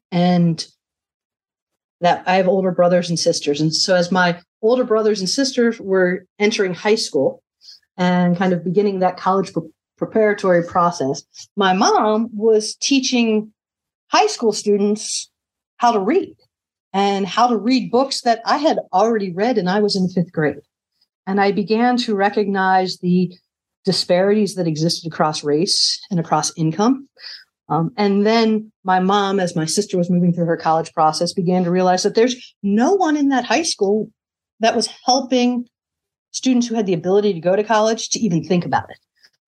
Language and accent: English; Midwest, United States; But I'm a Midwesterner.